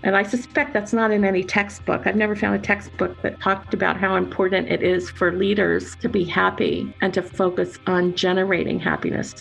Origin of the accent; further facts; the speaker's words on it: North Carolina, United States; also born or lived in Pennsylvania / New Jersey; now in Pennsylvania and New Jersey, United States; Grew up in North Carolina and I've always lived on the east coast for the most part